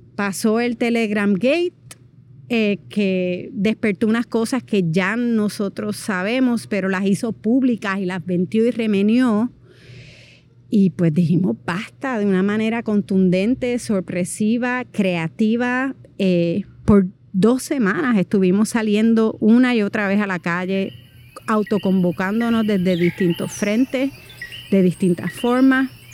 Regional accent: Puerto Rico; moved away as an adult; soy puertorriqueña

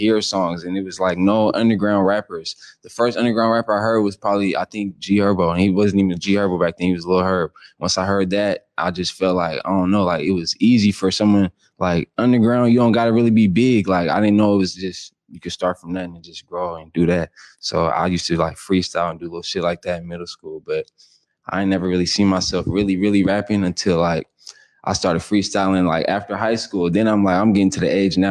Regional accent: Renton, Washington, United States; also born or lived in Seattle / Skyway; I was born in Seattle. I always got to make that a point. Swedish house, but I was born in Seattle. But after that, I quickly moved. I was living in, like, North Renton

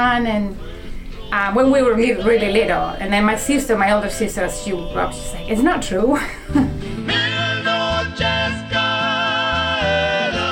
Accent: Chile; moved away as an adult; also born or lived in Germany; now in Pittsfield, United States; And I am from Chile, although I was born in Germany, by sort of chance of life. And went back to Chile and moved to Pittsfield, Massachusetts, when I was in my mid-20s or early 20s

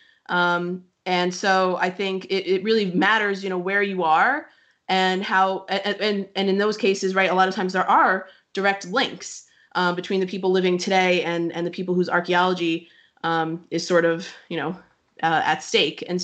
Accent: United States; I'm an American, but I work in Eastern Europe and the Near East

